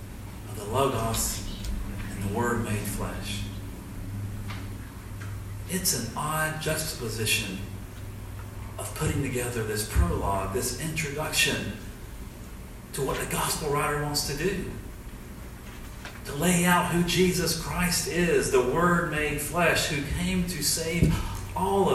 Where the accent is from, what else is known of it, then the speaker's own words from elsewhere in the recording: Southeast Alabama, United States; I'm from Southeast Alabama. I'm in Dothan, Alabama.